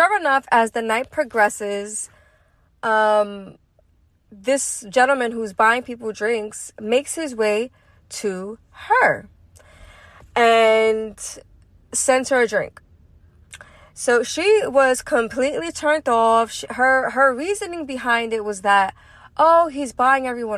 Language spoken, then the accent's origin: English; New York City, New York, United States; I'm from Brooklyn, East New York.